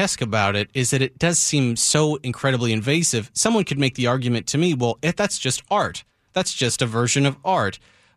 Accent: Santa Cruz, California, United States; I'm from Santa Cruz, California

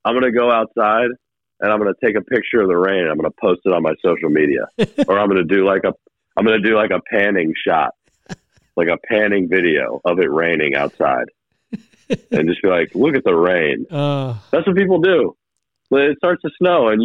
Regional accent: Hickory, North Carolina, United States; growing up in Hickory

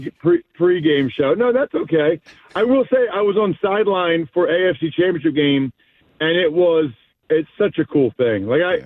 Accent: Wyomissing, Pennsylvania, United States; moved away; She's from my hometown.

